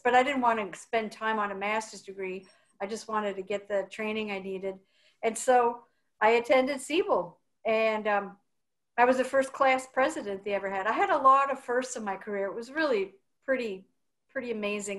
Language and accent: English; Wisconsin, United States; also born or lived in Eugene, Oregon; now in Portland, United States; I'm from Wisconsin